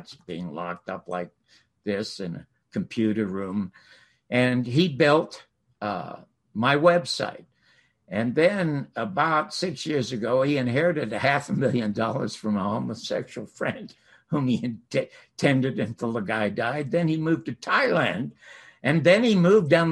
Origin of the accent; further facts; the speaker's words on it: Toronto, Ontario, Canada; I'm from Toronto